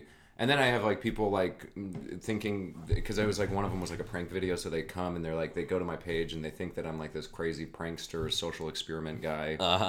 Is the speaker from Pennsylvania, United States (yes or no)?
no; Colorado, United States; Because I come from Colorado, and it's like a huge state, and Denver's right in the middle of it.